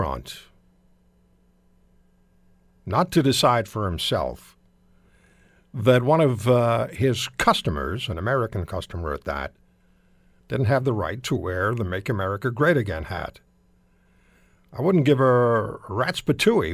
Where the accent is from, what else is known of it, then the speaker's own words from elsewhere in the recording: Canada; as one Canadian